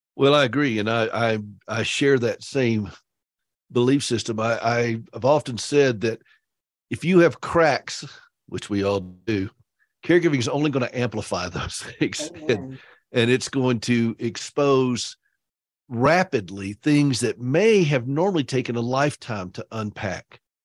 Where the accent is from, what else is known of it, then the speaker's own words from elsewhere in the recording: South Carolina, United States; I am from South Carolina, so I like to say low country